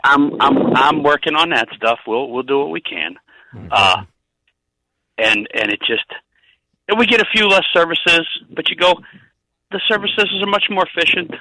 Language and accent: English; downstate Illinois, United States; also born or lived in Arlington Heights, Illinois; now in Wisconsin, United States; I'm originally from downstate.